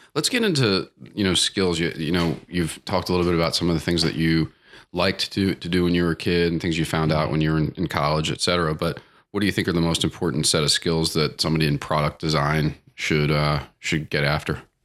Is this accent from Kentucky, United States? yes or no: no; Baltimore, Maryland, United States; I grew, I grew up around Baltimore